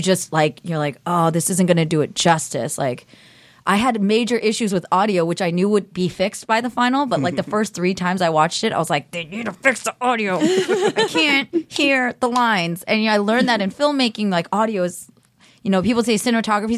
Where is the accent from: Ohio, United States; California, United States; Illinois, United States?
California, United States; Cupertino; I grew up in Cupertino, okay, so it's like, it was China, like, Chinese America, which is San Jose